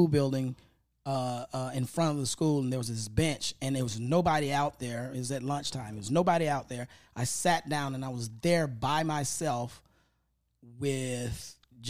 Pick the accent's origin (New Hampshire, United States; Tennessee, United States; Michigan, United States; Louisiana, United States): Tennessee, United States; Memphis; now in Los Angeles, United States; I grew up in Orange Mound